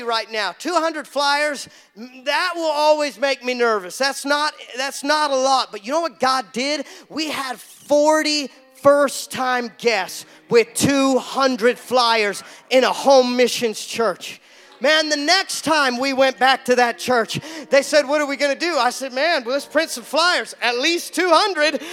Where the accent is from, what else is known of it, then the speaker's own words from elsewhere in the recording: Seattle, Washington, United States; I come from Seattle